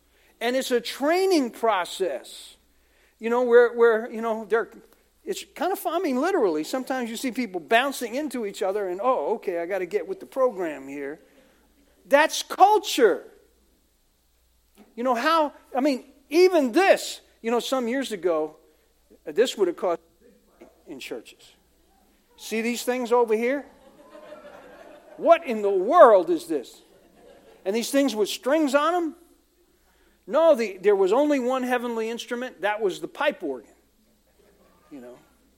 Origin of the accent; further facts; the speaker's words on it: United States; for a lot of us Americans, we're kind of blunt, you know, where are you from?